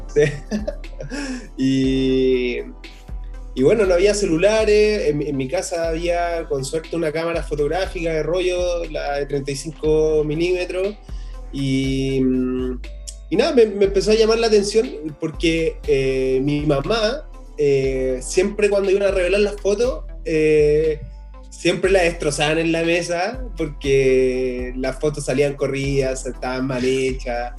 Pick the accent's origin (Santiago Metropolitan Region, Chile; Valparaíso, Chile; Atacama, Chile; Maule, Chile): Santiago Metropolitan Region, Chile; Puente Alto; yo vengo de Puente Alto